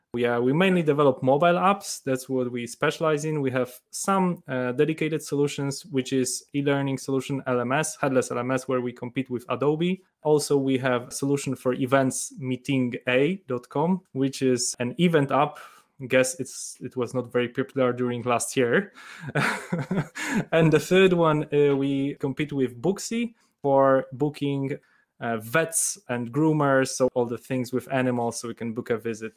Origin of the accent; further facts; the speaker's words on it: Poland; moved away as an adult; also born or lived in Illinois, United States; I'm from Poland, although I was studying in, uh, in the state of Illinois.